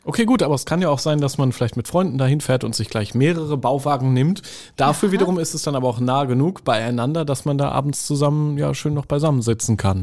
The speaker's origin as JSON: {"language": "German", "region": "Northern Germany", "country": "Germany", "tie": "born or raised there", "said": "ich bin ja im Norden groß geworden"}